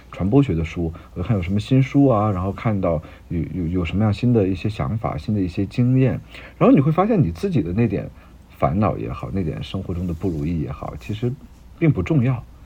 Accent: Beijing, China; 因为我是北京人啊

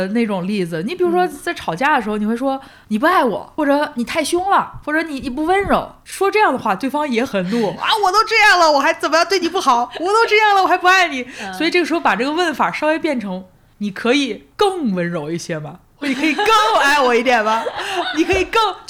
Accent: Hebei, China; 我河北人

